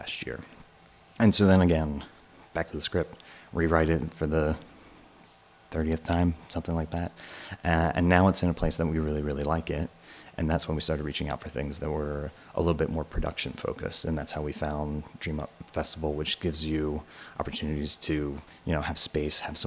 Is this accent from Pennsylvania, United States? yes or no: yes; Bucks County, outside Philadelphia, Pennsylvania, United States; moved away as an adult; also born or lived in Allentown, Pennsylvania; now in New York, United States; I grew up a little bit outside of Philly in Bucks County.